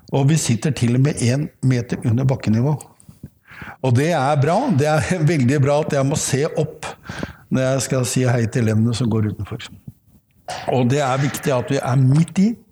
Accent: Oslo, Norway; jeg er oppvokst midt i Oslo

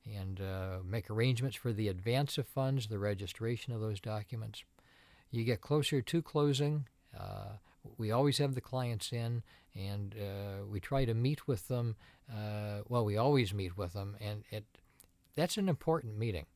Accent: Tecumseh, Ontario, Canada; also born or lived in Toronto; now in Windsor, Canada; I grew up in Tecumseh, and, uh, Like most kids in Tecumseh, I g, worked at Green Giant

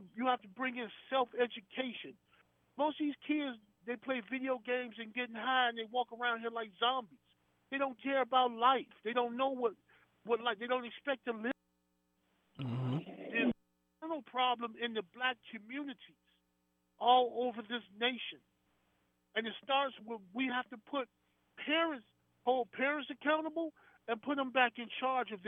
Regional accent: Chicago, Illinois, United States; I'm from Chicago. South Chicago

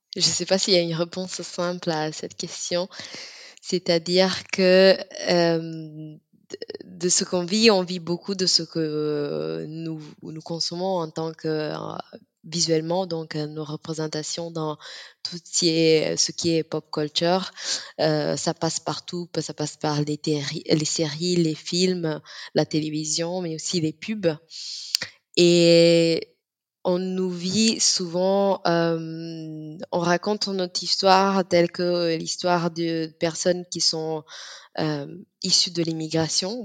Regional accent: Italy; on est très fier en Italie, surtout en tant que Sénégalaise et Italienne

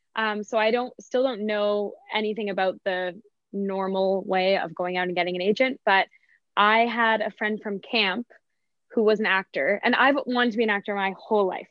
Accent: Canada; as a Canadian to be out

